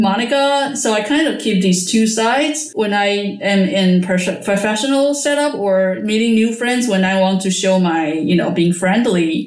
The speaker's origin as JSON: {"language": "English", "country": "Taiwan", "tie": "born or raised there", "also_born_or_lived": "United States", "moved": "as an adult", "lives_now": "Netherlands", "said": "I was born in Taiwan and I moved to the States for my PhD study."}